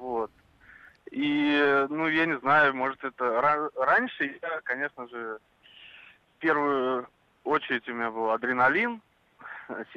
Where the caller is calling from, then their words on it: Moscow, Russia; А, из Москвы.